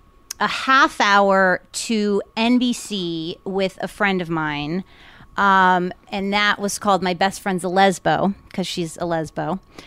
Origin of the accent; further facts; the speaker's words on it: Miami Beach, Florida, United States; also born or lived in Everglades City, Florida; growing up in Miami Beach